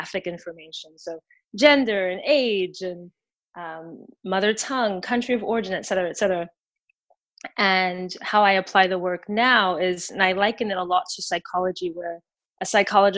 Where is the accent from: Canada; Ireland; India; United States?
United States; Delaware; now in Oakland, United States; I'm originally from the East Coast, a small but wonderful state called Delaware.